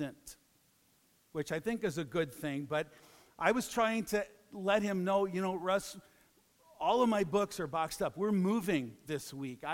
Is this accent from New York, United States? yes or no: no; Chicago, Illinois, United States; I'm from Chicago